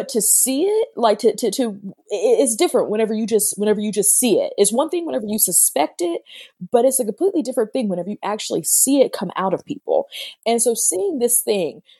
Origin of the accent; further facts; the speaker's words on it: Missouri, United States; I'm from Missouri